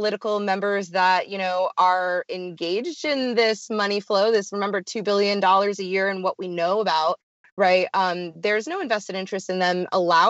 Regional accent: United States; we're from America

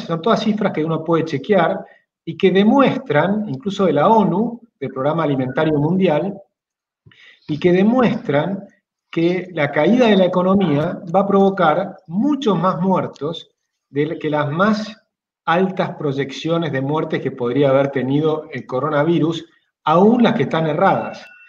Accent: Argentina

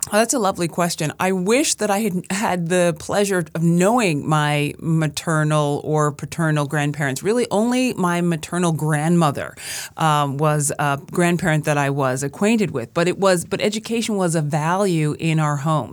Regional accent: Brooklyn, New York, United States; I am from Brooklyn, born and raised, and I grew up in Brooklyn

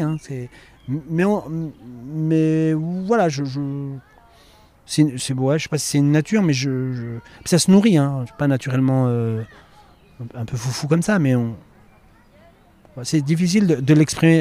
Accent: Romilly-sur-Seine, Grand Est, France; moved away; also born or lived in Le Havre; j'ai grandi à Romilly-sur-Seine

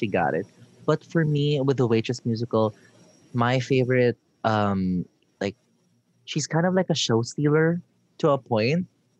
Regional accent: Philippines

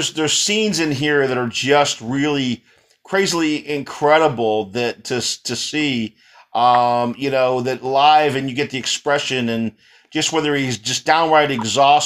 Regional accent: East Coast, United States; also born or lived in San Antonio, Texas; I grew up on the East Coast

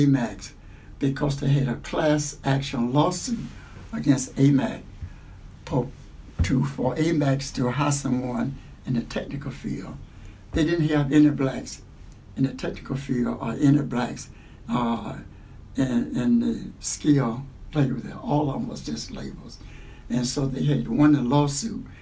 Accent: Columbus, Georgia, United States; moved away as an adult; also born or lived in Alabama; now in Cleveland, United States; I went to Columbus, Georgia, and I was raised up in Columbus, Georgia, went through up and through high school.

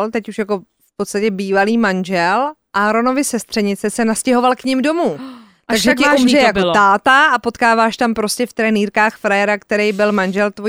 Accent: Czechia

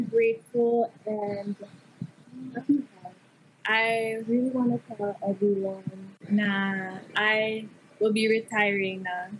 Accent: Bacolod, Negros Island Region, Philippines; now in Manila, Philippines; I'm from Bacolod and my home is there.

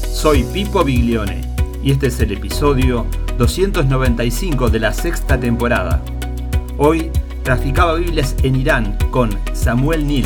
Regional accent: Azul, Buenos Aires Province, Argentina; born there; Yo nací en Azul, provincia de Buenos Aires.

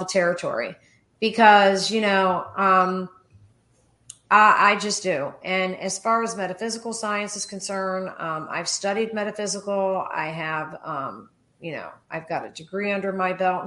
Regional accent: Miami, Florida, United States; also born or lived in Rome, New York; I was raised in Miami. So I came to Florida at 4 years old

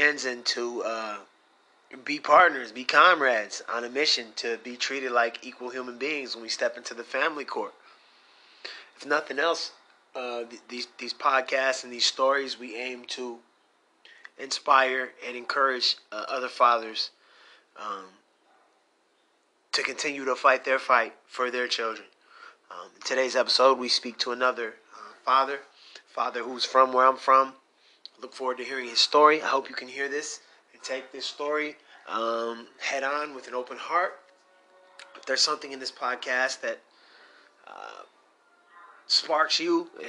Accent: Michigan, United States; I'm from Michigan

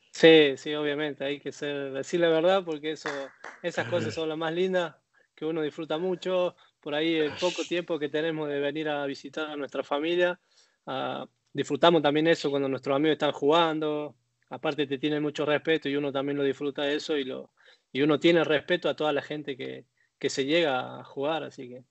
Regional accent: Córdoba, Argentina; accent: cordobés; moved away as an adult; also born or lived in Belgium; now in Buenos Aires, Argentina; Soy de Barrio Empalme, que del arco, del arco de Córdoba, dentro de capital

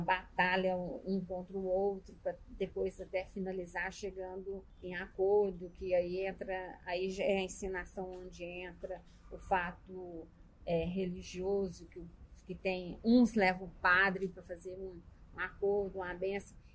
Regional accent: Minas Gerais, Brazil; now in Goiás, Brazil; eu sou mineiro

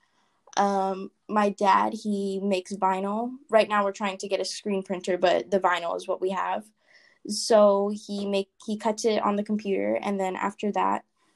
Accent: Hawaii, United States; I actually was born in Hawaii

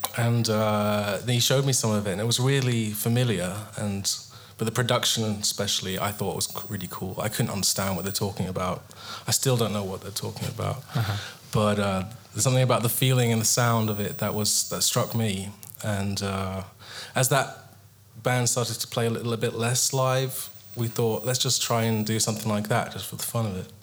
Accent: England, United Kingdom; I'm English

